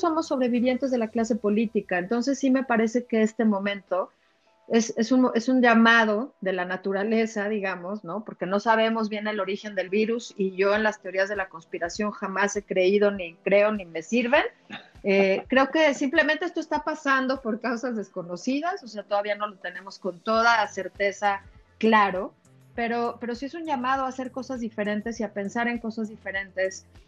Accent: Mexico; por ser mexicana

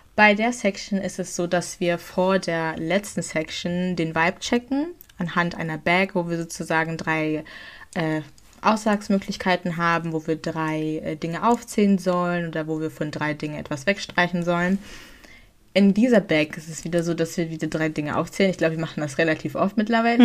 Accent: Germany; wir sind in Deutschland

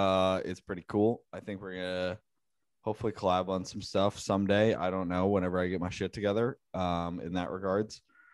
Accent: Georgetown, Massachusetts, United States; if someone was like, yo, where are you from? And you were like, Georgetown

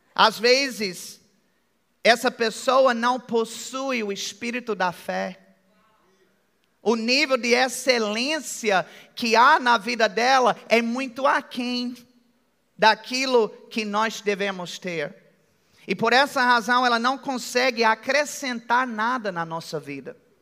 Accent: United States; accent: American; Portuguese is a second language; now in Brazil; eu tenho sotaque americano. Alguém percebeu que eu tenho um sotaque americano? É bem de leve

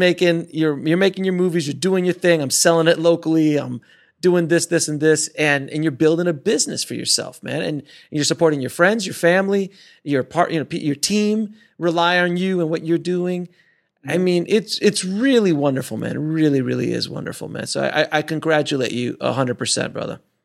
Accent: Florida, United States; I'm from Florida

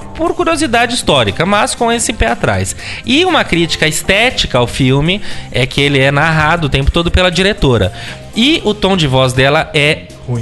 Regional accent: São Paulo, Brazil; nós, como paulistanos

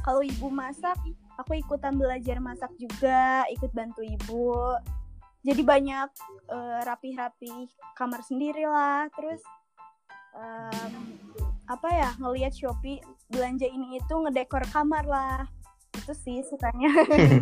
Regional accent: Bandung, West Java, Indonesia; also born or lived in Karawang; aku orang Bandung

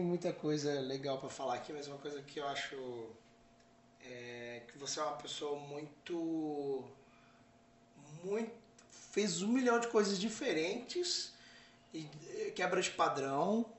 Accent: Brazil; sou do Brasil

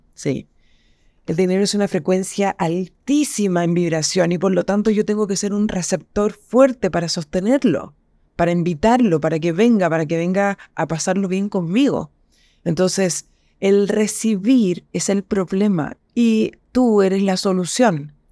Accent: Chile; Yo soy chilena y estoy en Chile

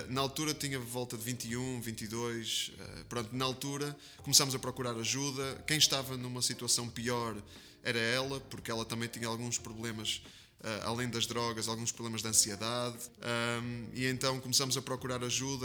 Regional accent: Porto, Norte, Portugal; eu nasci, nasci em Portugal, sou português, é, do Porto, é, tripeiro, de gema.

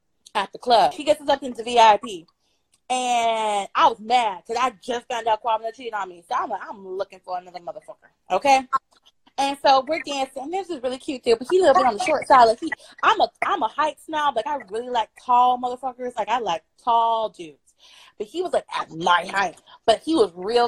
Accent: Altamonte Springs, Florida, United States; moved away as an adult; also born or lived in Harlem, New York; now in New York, United States; I'm originally from Florida, Altamont Springs to be exact

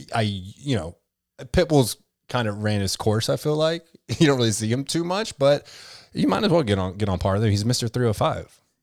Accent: Kentucky, United States; I'm from Kentucky

